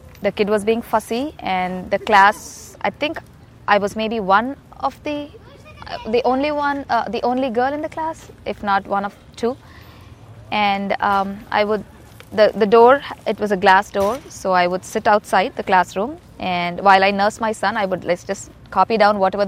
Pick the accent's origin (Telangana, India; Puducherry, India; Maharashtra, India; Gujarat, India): Telangana, India; Hyderabad; moved away; I grew up in India, in a city called Hyderabad.